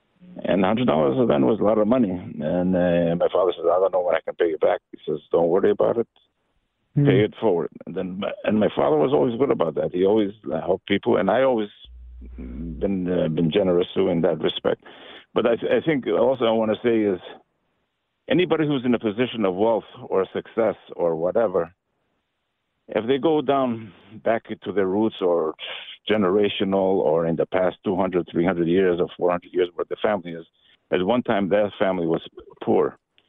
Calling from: San Diego, California, United States; also born or lived in Albania; I'm from San Diego. I'm Albanian by birth. So when we escaped from Albania, the land of where Mother Teresa's from, it was communist. We escaped to Yugoslavia.

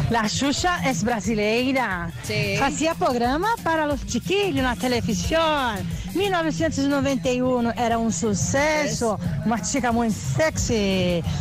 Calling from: Pontevedra, Galicia, Spain; de Pontevedra.

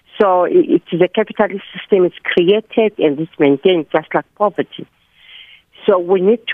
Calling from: Johannesburg, Gauteng, South Africa; I'm calling from Parktown North.

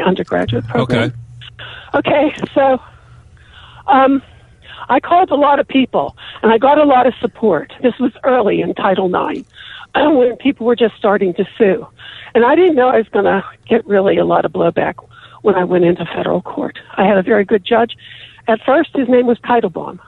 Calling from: Pittsburgh, Pennsylvania, United States; I'm calling from Pittsburgh.

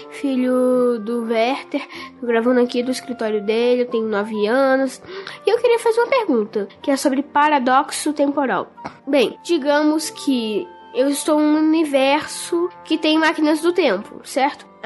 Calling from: Chapecó, Santa Catarina, Brazil; eu tenho 11 anos, eu sou de Chapecó

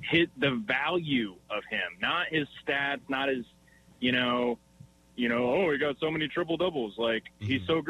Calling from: Windsor, Wisconsin, United States; We're going to have to change my name because

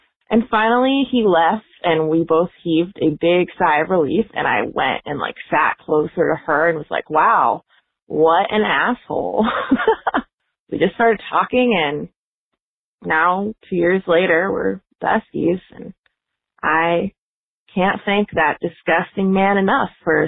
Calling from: Arlington, Virginia, United States; I'm calling from Arlington, Virginia, just outside DC.

